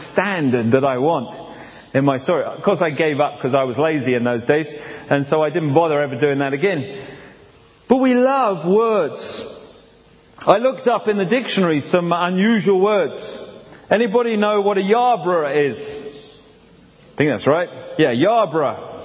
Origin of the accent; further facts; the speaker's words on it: England, United Kingdom; moved away; also born or lived in Africa / Canada; I'm from England.